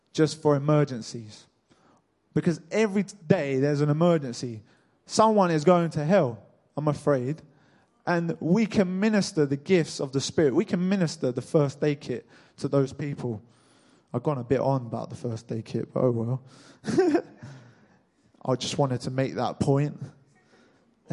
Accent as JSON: {"language": "English", "town": "Cambridge", "region": "East of England", "country": "United Kingdom", "tie": "born or raised there", "said": "I was born in Cambridge, just like you guys"}